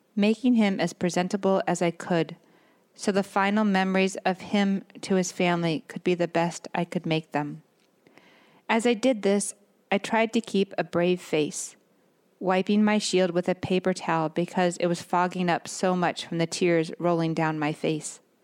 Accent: Northern California, United States; moved away; I grew up in Northern California

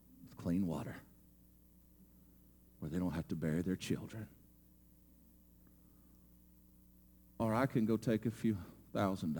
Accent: United States; American Christians and believers

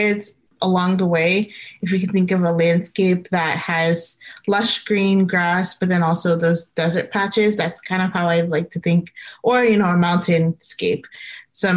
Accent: Gaithersburg, Maryland, United States; I grew up in Gaithersburg, Maryland

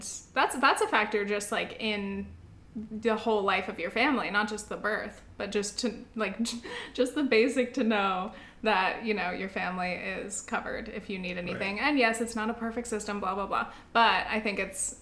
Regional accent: South Orange County, California, United States; moved away as an adult; now in New York City, United States; I'm from South Orange County, even though our family did not have money. The schools that we went to were like top schools

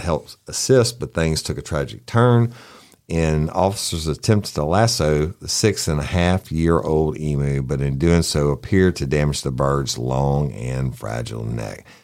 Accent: the South, United States; accent: Southern; I'd lay on my heaviest Southern accent.

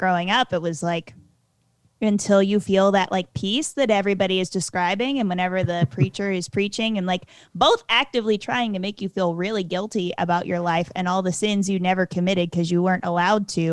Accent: West Virginia-Virginia border, Southwest Virginia, United States; I grew up right on the West Virginia-Virginia border

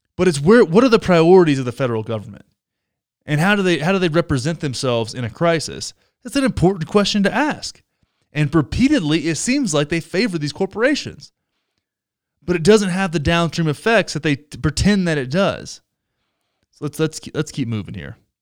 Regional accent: Texas, United States; Texas, my home state. My home state

